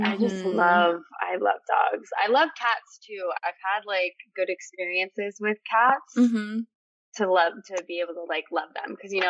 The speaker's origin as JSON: {"language": "English", "region": "Massachusetts", "country": "United States", "tie": "born or raised there", "also_born_or_lived": "California", "moved": "as an adult", "lives_now": "Arizona, United States", "said": "Yeah. I grew up in Massachusetts, and so I went to college out there"}